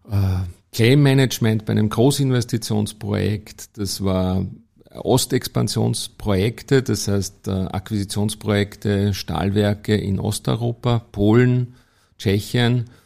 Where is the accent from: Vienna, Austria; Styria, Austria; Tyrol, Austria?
Vienna, Austria; born there; Ja, ich bin in Wien geboren und habe dann in Wien Maschinenbau studiert und BWL parallel.